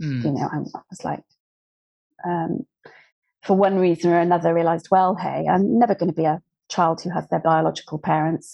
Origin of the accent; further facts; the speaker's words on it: just outside Plymouth in Dartmoor, South West England, United Kingdom; I grew up just outside Plymouth in Dartmoor